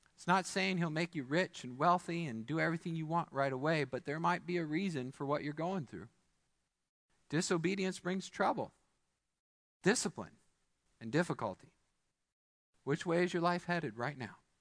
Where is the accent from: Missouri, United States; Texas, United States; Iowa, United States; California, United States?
Missouri, United States; now in Midland, United States; I'm from Missouri